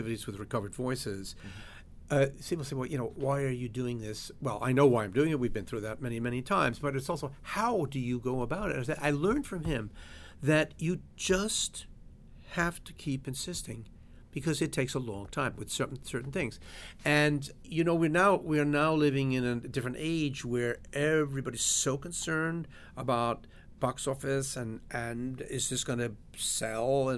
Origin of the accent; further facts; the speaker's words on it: New York City, New York, United States; I grew up in New York